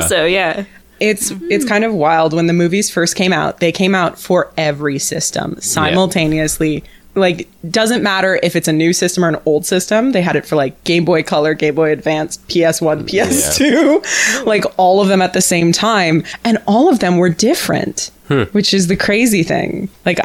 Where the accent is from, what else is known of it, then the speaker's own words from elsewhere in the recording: Tecumseh, Ontario, Canada; People from my hometown